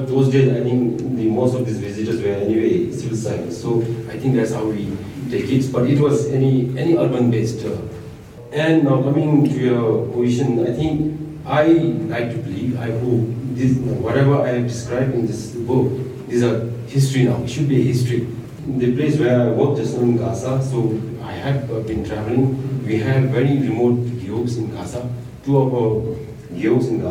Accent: Thimphu, Bhutan; I am born and brought up in Thimphu

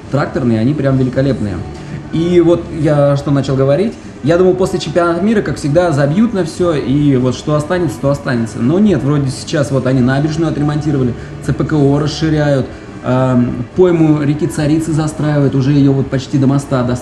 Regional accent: Volgograd, Volgograd Oblast, Russia; из Волгограда.

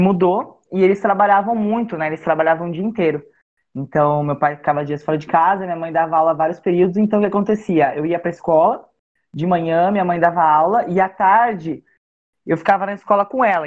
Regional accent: Cabreúva, São Paulo, Brazil; eu sou do interior de São Paulo, sou de Cabreúva na minha, na minha infância eu morei numa fazenda

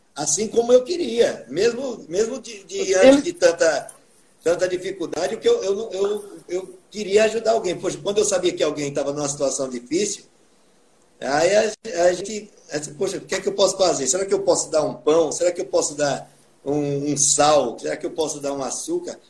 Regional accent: Atalaia, Alagoas, Brazil; eu aprendi a tocar teclado com o teclado da Casa de Cultura de Atalaia, que é a minha terra natal

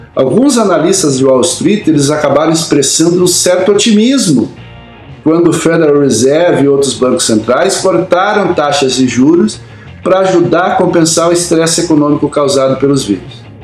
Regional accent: Campo Mourão, Paraná, Brazil; quando eu era criança pequena lá em Camorão

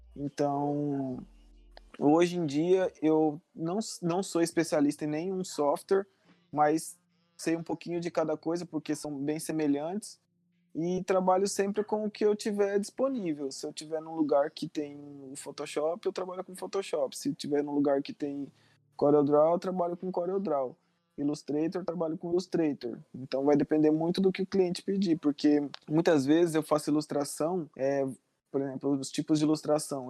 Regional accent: Marcelândia, Mato Grosso, Brazil; hoje eu tô na, na cidade, numa cidade que se chama Marcelândia. É o lugar onde eu passei por uma boa parte da minha vida. E aonde os meus pais moram

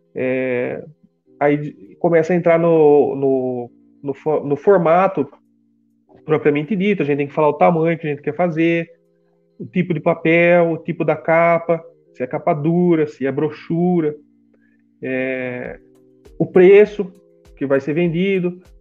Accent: Brazil; a gente é do Brasil

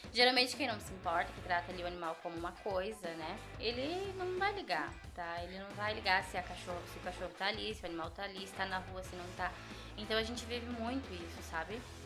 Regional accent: Brazil; fui criada ali em Panceretã, tá? E meu avô tinha animais

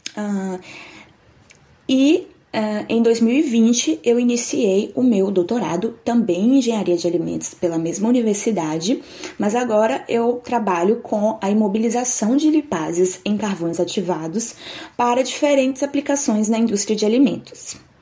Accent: Nanuque, Minas Gerais, Brazil; moved away as an adult; also born or lived in Itapetinga, Bahia / São João del Rei, Minas Gerais; now in Geelong, Australia; nasci em Nanuque, Minas Gerais

